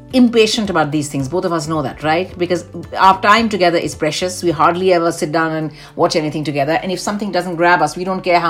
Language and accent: English; India; accent: Indian; there's some words which I know I say it in a very Indian way.